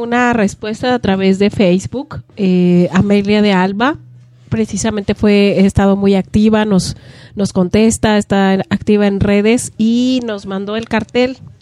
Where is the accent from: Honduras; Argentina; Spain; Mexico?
Mexico; como mexicanos